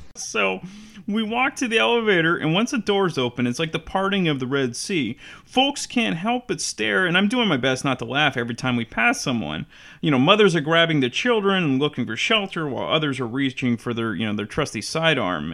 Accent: San Francisco Bay Area, California, United States; Growing up in the San Francisco Bay Area

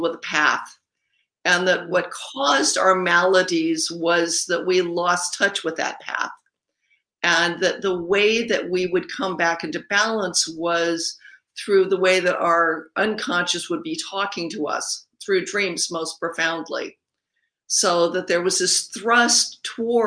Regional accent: Los Angeles, California, United States; I grew up in Griffith Park underneath the observatory

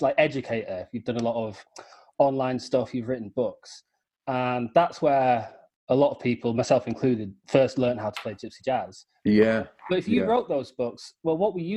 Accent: York, Yorkshire and the Humber, United Kingdom; moved away as an adult; now in London, United Kingdom; I'm from York originally

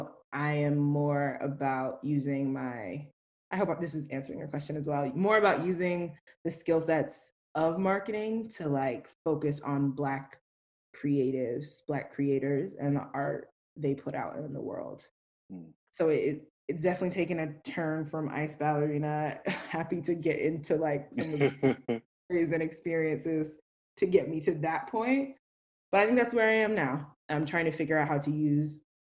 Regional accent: South Carolina, United States; also born or lived in Ghana; I'm from South Carolina by way of Ghana. Lived in South Carolina most of my life

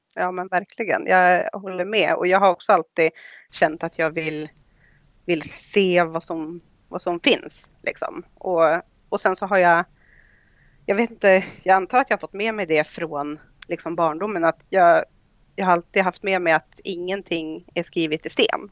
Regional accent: Idre, Dalarna County, Sweden; moved away as an adult; also born or lived in Germany; now in Ireland; jag kommer från Idre sameby

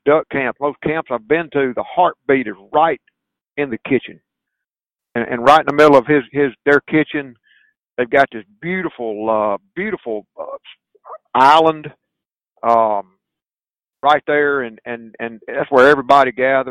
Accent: the South, United States; accent: Southern

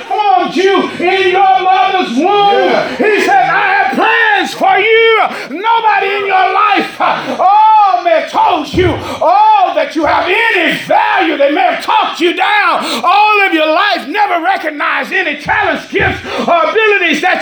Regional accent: Dallas, Texas, United States; moved away as an adult; also born or lived in West Palm Beach, Florida; Oak Cliff, Texas, boy.

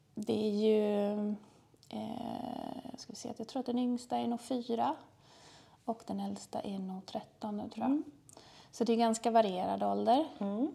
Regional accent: Trosa, Södermanland, Sweden; moved away as an adult; now in Malmö, Sweden; Vi kommer egentligen från Trosa, världens ände, från början.

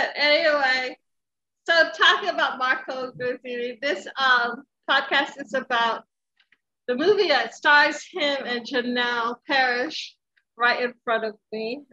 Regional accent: Philippines; I'm Filipino

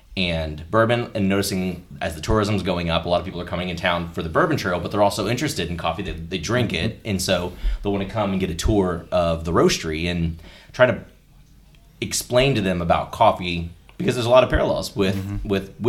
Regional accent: Louisville, Kentucky, United States; moved away as an adult; also born or lived in Cincinnati, Ohio / Dallas, Texas; I'm from Louisville, was in Cincinnati area for about 11 years. We did some job hopping stuff, so I was down in Dallas for a while, relocated back to Louisville.

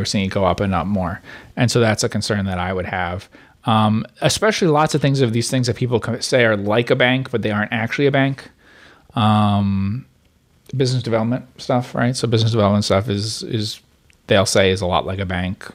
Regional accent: New Jersey, United States; I grew up in New Jersey

